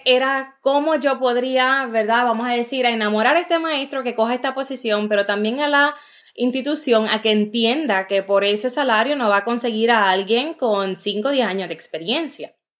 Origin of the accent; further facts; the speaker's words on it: Juncos, Puerto Rico; moved away as an adult; also born or lived in New York; Yo nací en Nueva York. Eh, mi papá es puertorriqueño, y mi mamá es de Ecuador. Entonces, como a los tres años deciden eh, que quieren llevarnos a Puerto Rico